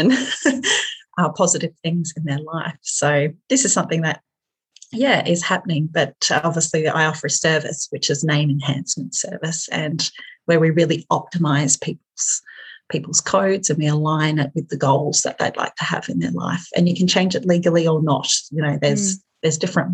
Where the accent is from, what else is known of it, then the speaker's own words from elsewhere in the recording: Hobart, Tasmania, Australia; moved away as an adult; now in Hamilton, New Zealand; my hometown, which was Hobart.